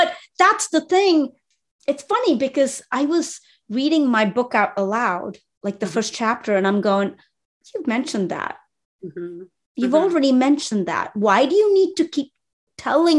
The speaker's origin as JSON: {"language": "English", "country": "India", "said": "I'm Indian Muslim"}